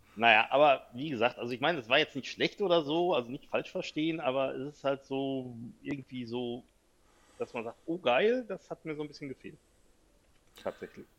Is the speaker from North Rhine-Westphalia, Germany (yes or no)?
yes; North Rhine-Westphalia, Germany; Ich komme hier aus Westfalen